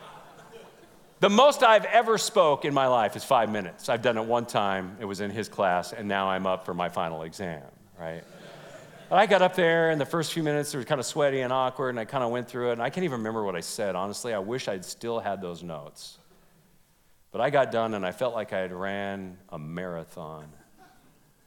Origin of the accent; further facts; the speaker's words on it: California, United States; moved away; I was from California